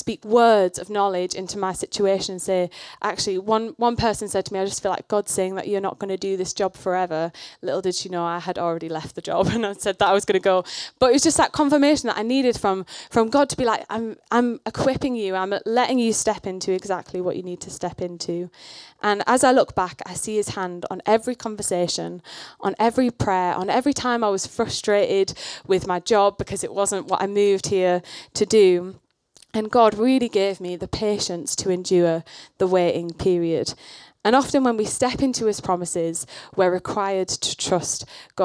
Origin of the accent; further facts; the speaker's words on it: the north of England, United Kingdom; I grew up in the north of England. You can probably tell my accent's a bit weird